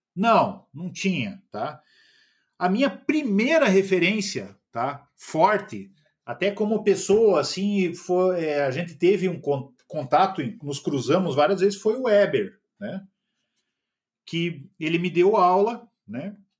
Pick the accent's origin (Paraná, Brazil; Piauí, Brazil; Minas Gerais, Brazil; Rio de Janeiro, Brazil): Paraná, Brazil; Curitiba; Sou curitibano.